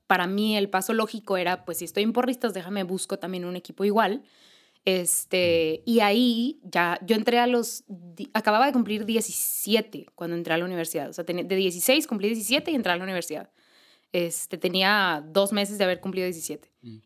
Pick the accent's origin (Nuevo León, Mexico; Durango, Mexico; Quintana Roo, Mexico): Nuevo León, Mexico; Monterrey; aquí en Monterrey, eh, porque soy de aquí de Monterrey